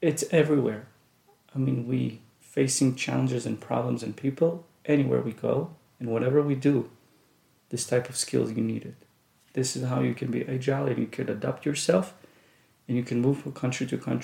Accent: Jerusalem, Jerusalem District, Israel; English is a second language; moved away as an adult; also born or lived in Russia; now in United States; most of my education, most of my childhood was between Jerusalem and different neighborhoods

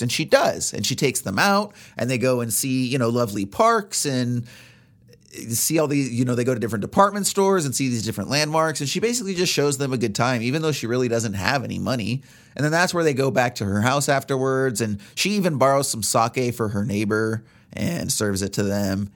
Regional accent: United States; as Americans

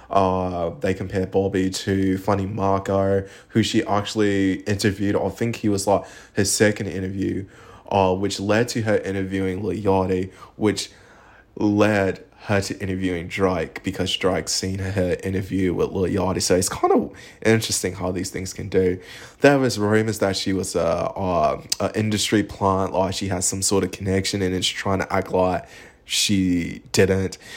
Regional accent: Australia; also born or lived in United Kingdom; I'm an Australian Brit, so like in Australia and the UK, our humor is very dry

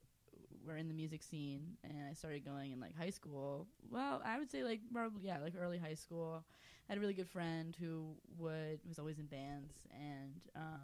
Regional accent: Lower Merion, Pennsylvania, United States; also born or lived in New York City; now in Philadelphia, United States; I went to Laura Marion

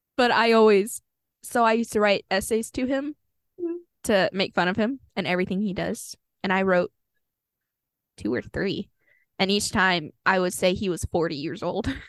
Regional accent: Texas, United States; being a Texan

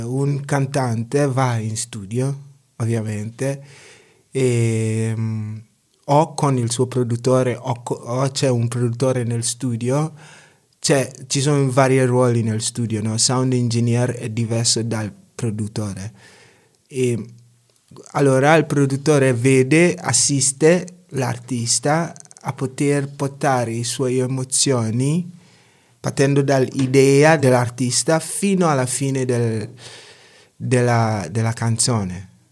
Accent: Ghana; Italian is a second language; also born or lived in Pergine, Italy; now in Italy; sono, sono ghanese, vengo dal Ghana

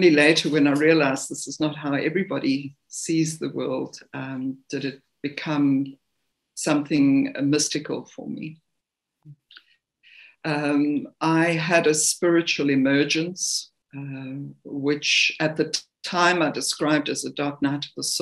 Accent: Zimbabwe; moved away as an adult; now in South Africa; I was born in the country known as Rhodesia, which is now Zimbabwe.

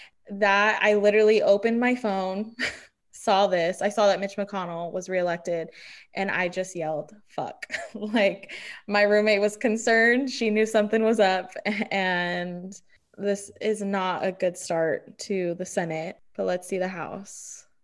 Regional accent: Chula Vista, California, United States; growing up in Chula Vista is a fucking privilege.

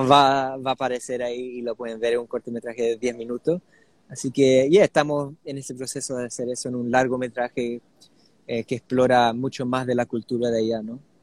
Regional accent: Sydney, New South Wales, Australia; nací en Australia, pero mis, mis dos padres eh, son chilenos

